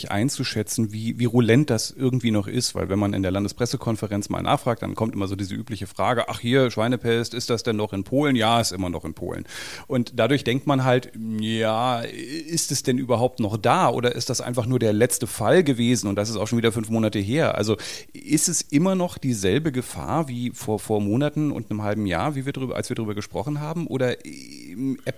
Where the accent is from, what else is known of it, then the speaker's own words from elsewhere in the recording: Berlin, Germany; Ich habe ja von Milchviehhaltung als Berliner überhaupt keine Ahnung.